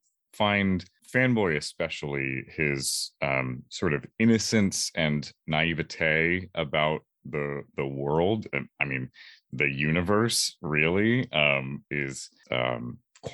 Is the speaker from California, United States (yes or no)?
yes; Orange County, California, United States; also born or lived in Los Angeles; I am from California, Orange County specifically, and currently I'm in Los Angeles right now